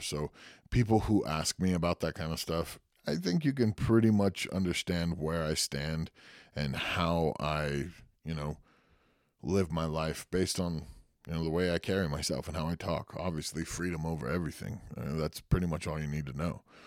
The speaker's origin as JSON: {"language": "English", "town": "Santa Cruz", "region": "California", "country": "United States", "tie": "born or raised there", "said": "went to high school and was born in Santa Cruz, California"}